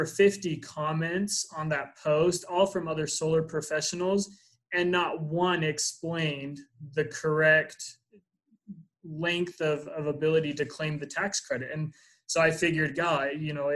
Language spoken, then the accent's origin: English; Utah, United States; I'm from Utah